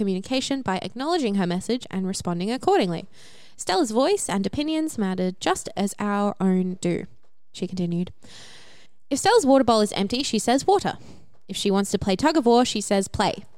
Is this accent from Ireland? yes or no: no; Australia; What do we say in Australian?